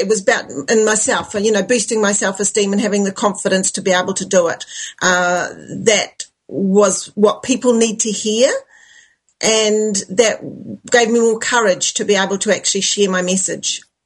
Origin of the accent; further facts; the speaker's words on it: New Zealand; I'm from New Zealand